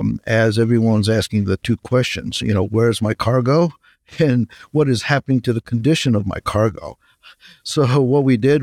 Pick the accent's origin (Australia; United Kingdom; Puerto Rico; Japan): Japan; moved away as an adult; now in United States; I'm originally from Japan. I came to the U.S. For college.